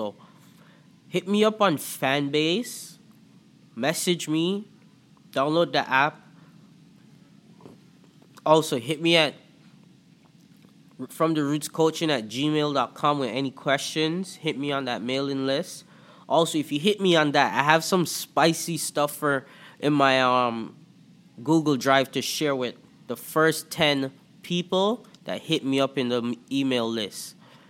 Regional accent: Antigua & Barbuda; accent: Toronto; also born or lived in Jamaica; now in Toronto, Canada; So, yeah, I'm from Toronto. I grew up in the Caribbean. I was born in Antigua and Barbuda. I lived in Jamaica for a bit and then came to Canada.

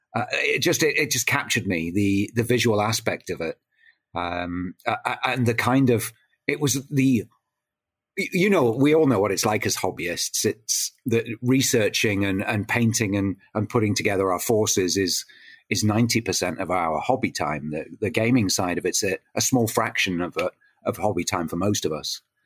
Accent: Ontario, Canada; now in United Kingdom; I grew up in Canada

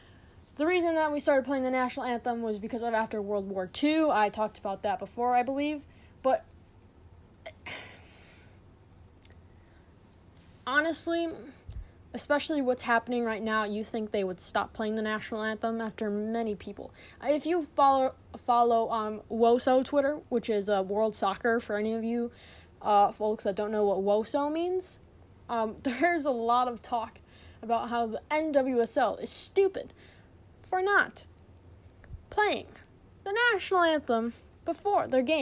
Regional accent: United States; We're American

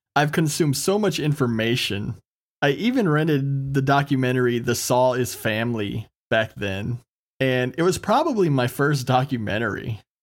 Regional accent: Texas, United States; being born and raised in Texas

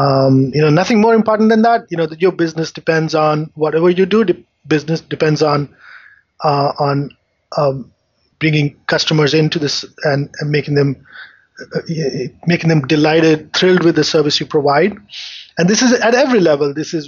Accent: India; moved away as an adult; So I grew up in India.

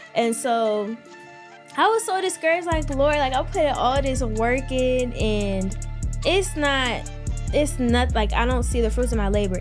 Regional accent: Maryland, United States; I'm from Maryland, twenty years old

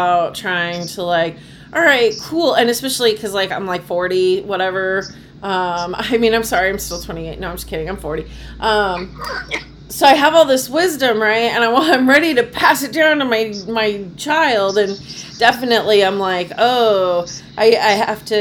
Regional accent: Phoenix, Arizona, United States; moved away as an adult; also born or lived in Boston area; I grew up in Phoenix, Arizona.

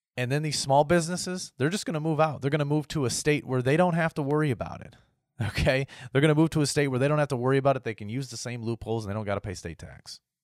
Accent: United States; my rights as an American.

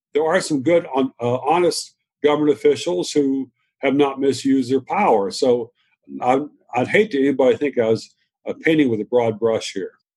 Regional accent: Virginia, United States; also born or lived in Shenandoah Valley; I was raised in the South in Virginia

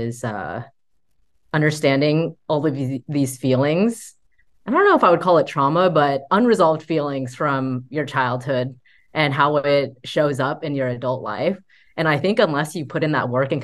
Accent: United States; me growing up in American culture

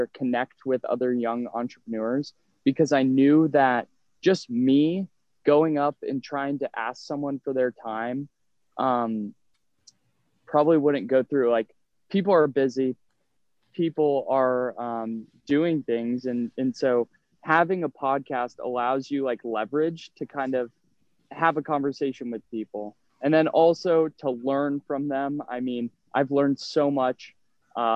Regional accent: Columbus, Ohio, United States; moved away as an adult; also born or lived in Upper Arlington, Ohio; I grew up in Columbus, Ohio

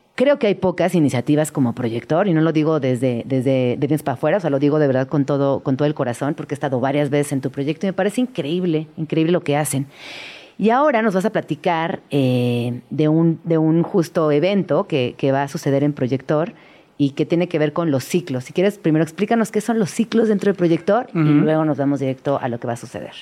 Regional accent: Mexico City, Mexico; also born or lived in Chiapas; yo crecí en estas colonias del Arco Norte. Para mí eh, yo saben que soy de Chiapas y llego a la Ciudad de México

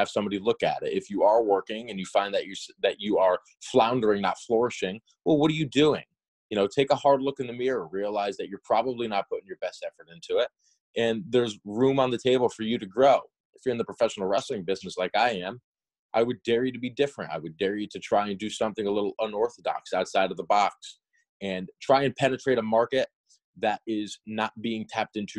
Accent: New England, United States; growing up in New England

